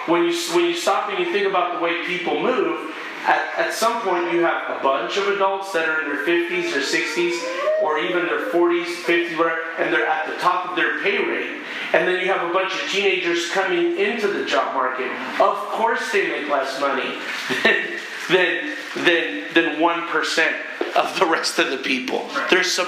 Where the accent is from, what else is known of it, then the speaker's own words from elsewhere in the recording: Berkeley, California, United States; I was born in Berkeley. That's the culture I came out